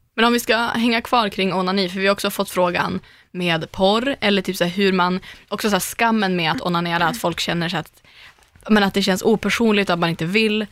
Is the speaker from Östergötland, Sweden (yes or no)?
no; Umeå, Västerbotten County, Sweden; moved away; jag har ju en kompis hemma i Umeå som heter Susanna och vi har ju känt varandra hela livet